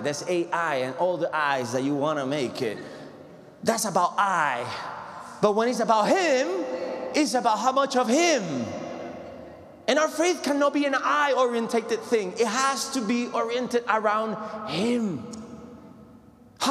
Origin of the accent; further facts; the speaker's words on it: Puerto Rico; moved away; I come from the Puerto Rico, the Caribbean